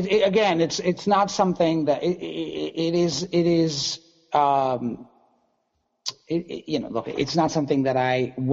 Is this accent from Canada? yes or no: no; India; So I did the math because I am Indian and I can do math.